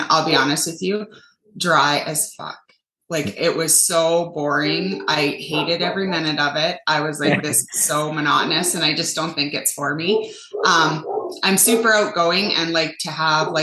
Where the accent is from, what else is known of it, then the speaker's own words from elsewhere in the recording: Canada; I'm from Canada and it's brutal up here